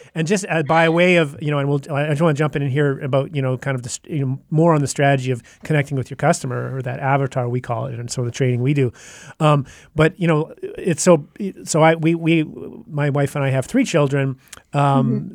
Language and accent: English; Canada; we're from Canada, obviously. Um, yeah. I'm sure you couldn't tell by our accents